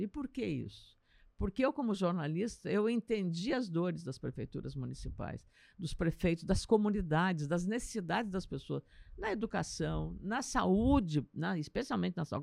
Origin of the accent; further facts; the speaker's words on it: Lagoa Vermelha, Rio Grande do Sul, Brazil; moved away; Lagoa Vermelha, minha terra, né? sou de Lagoa Vermelha, é, região nordeste do estado